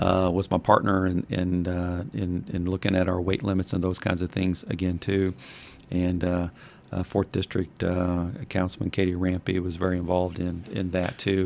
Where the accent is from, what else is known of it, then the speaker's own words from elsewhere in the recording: Madison, Indiana, United States; I grew up on Walnut